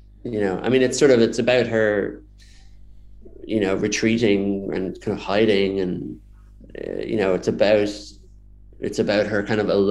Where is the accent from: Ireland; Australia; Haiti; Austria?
Ireland; Dublin, Leinster; I grew up in Dublin